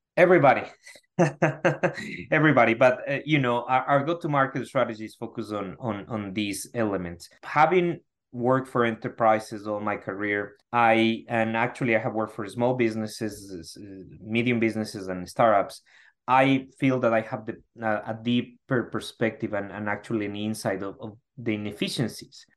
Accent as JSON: {"language": "English", "country": "Ecuador", "moved": "as an adult", "lives_now": "United States", "said": "I'm originally from Ecuador"}